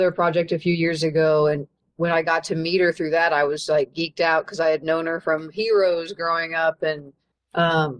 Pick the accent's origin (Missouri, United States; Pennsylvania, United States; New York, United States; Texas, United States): Missouri, United States; Kansas City; I grew up here and I have so much pride for it